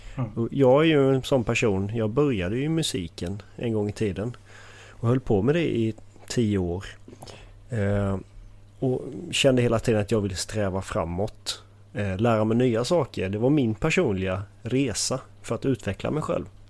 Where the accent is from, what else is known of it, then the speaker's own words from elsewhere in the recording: Halmstad, Halland County, Sweden; also born or lived in Falkenberg; är från Halmstad. Har, är uppvuxen här